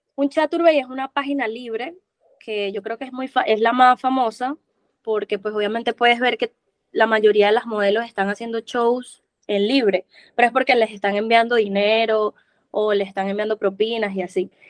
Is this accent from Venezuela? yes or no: yes; Venezuela; moved away as an adult; also born or lived in Cali, Colombia; now in Medellín, Colombia; yo soy de Venezuela. Tengo ya cinco años acá en Colombia.